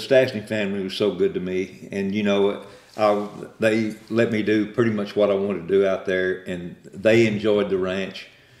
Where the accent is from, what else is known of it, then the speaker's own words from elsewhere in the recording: Albany, Texas, United States; I grew up in Albany, grew up hunting and fishing in Albany, having a great time. It was a great place to grow up.